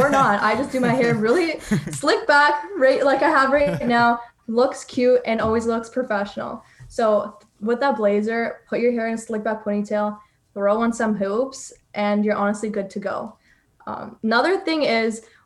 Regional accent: Toronto, Ontario, Canada; I'm from Toronto

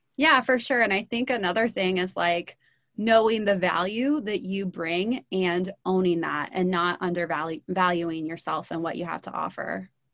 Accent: Midwest, United States; also born or lived in Los Angeles; now in Atlanta, United States; So, I am from the Midwest

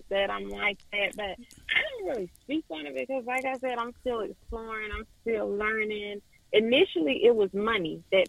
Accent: Guantanamo Bay, Guantánamo, Cuba; born there; Yeah, I was born in Cuba. My father was in the military, so I was born there, and my little sister was born there.

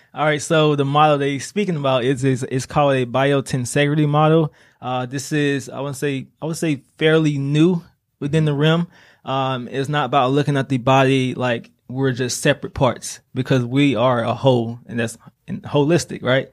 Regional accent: Laurel, Mississippi, United States; moved away as an adult; also born or lived in Atlanta, Georgia; now in Greenville, United States; I'm originally from Laura, Mississippi

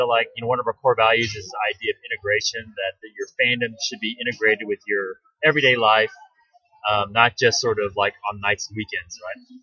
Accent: Orange County, California, United States; I'm from Orange County

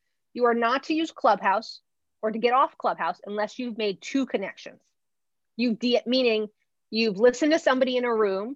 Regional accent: New Jersey, United States; I'm from Jersey

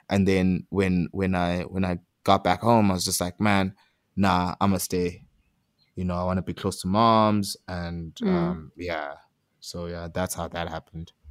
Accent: South Africa; it's just like a pressure to like rep myself because I am from South Africa. I am Zulu. I am a, a skateboarder in the township.

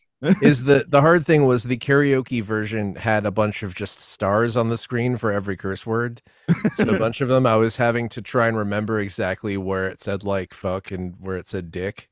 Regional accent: United States; growing up in the States

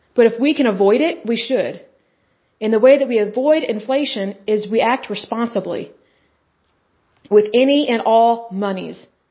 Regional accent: Oklahoma, United States; because I'm from Oklahoma, that's typically how we talk.

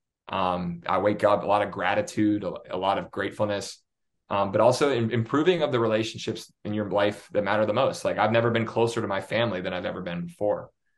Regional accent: Pittsburgh, Pennsylvania, United States; moved away; I'm from Pittsburgh originally, so I am a Steeler fan

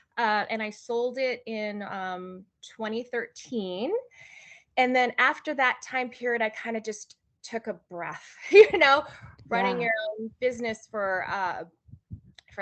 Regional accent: Honolulu, Hawaii, United States; moved away as an adult; also born or lived in Los Angeles, California; I am from Honolulu, Hawaii. So I was born and raised there and moved to California 2 days before my 23rd birthday

